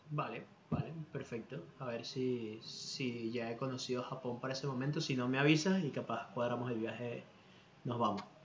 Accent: Venezuela; now in Spain; yo como, venezolano

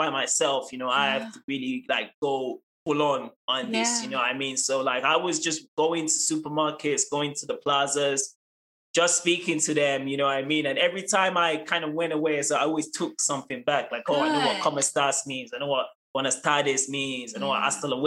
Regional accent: United Kingdom; also born or lived in Sierra Leone; now in Canada; when I was growing up in United Kingdom and then when I transferred to Canada

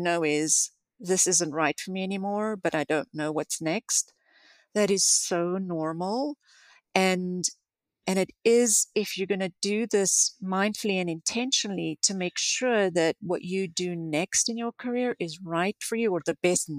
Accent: South Africa; moved away as an adult; now in United States; I grew up in South Africa

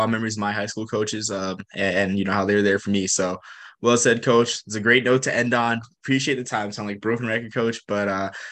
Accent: New Mexico, United States; I haven't heard people say that about you know my home state, New Mexico

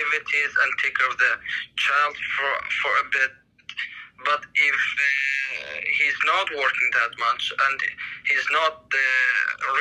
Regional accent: Iraq; I'm from Iraq

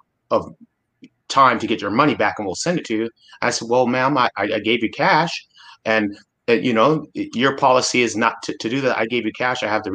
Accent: Anchorage, Alaska, United States; I grew up in Alaska and in Anchorage, Alaska

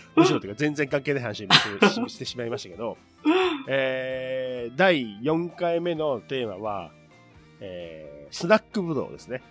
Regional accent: Chushin region, Nagano, Japan; 私はあの長野県でいう中心地方の出身

